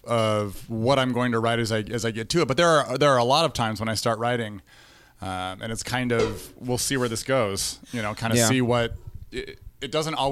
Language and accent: English; Denver, Colorado, United States; moved away as an adult; now in Omaha, United States; I was born and raised in Denver, outside of Denver, and moved here in 2011 to Omaha to be the assistant volleyball coach at College of St. Mary.